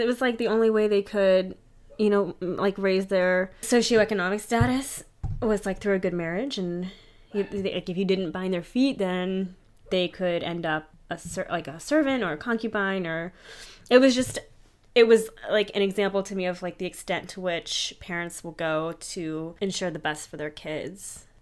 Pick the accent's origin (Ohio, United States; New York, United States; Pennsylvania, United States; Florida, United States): Pennsylvania, United States; Pittsburgh; Pittsburgh, P A, which is my hometown too